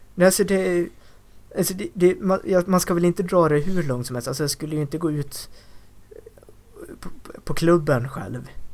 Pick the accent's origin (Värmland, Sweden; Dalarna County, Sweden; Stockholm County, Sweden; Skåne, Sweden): Dalarna County, Sweden; de kompisar som jag umgås med hemma i Dalarna